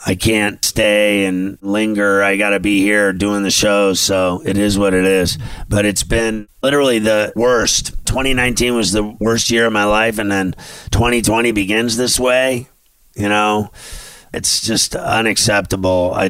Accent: Pittsburgh, Pennsylvania, United States; moved away; also born or lived in New York City; I always loved going home. That's where I'm from. I'm from Pittsburgh

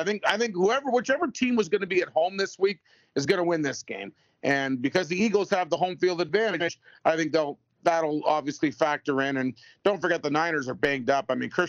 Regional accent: London, Ontario, Canada; I'm from London, 2 hours away from both.

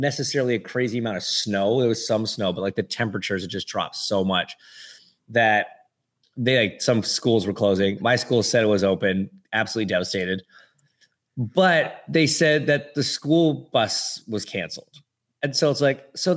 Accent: Toronto, Ontario, Canada; I grew up in Toronto area

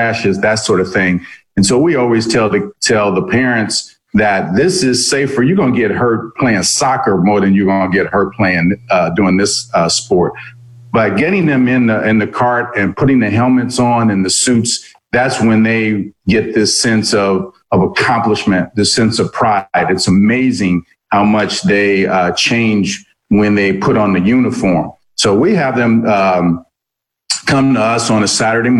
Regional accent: Indianapolis, Indiana, United States; also born or lived in East Coast; I grew up here in Indianapolis. I'm not originally from Indy. I'm an East Coast kid, but I came to Indy as a teenager, early teens.

